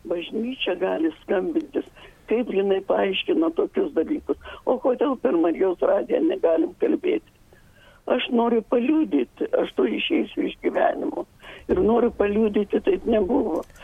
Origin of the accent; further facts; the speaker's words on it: Lithuania; moved away; Aš esu iš Pautenas ir mano gimnačiai ten gyvena.